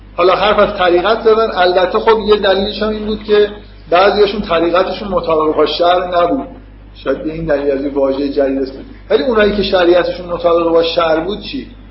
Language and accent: Persian; Iran; ما که تو ایران به دنیا اومدیم